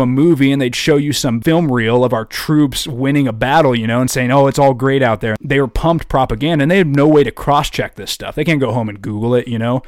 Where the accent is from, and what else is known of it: United States